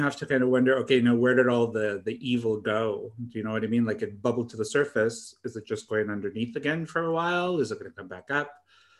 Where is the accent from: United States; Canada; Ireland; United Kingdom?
Canada; I know it seems kind of weird talking about the U.S. kind of political situation when we're Canadian